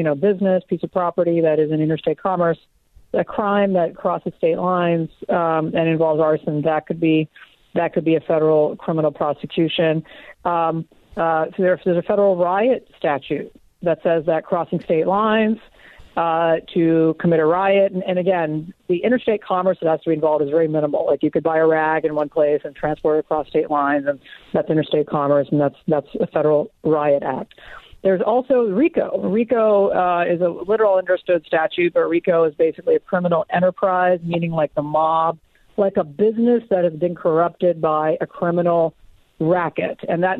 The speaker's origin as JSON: {"language": "English", "region": "Deep South", "country": "United States", "tie": "born or raised there", "said": "I grew up in the Deep South. And by the way, even 45 years ago in the Deep South, that kind of action wasn't happening."}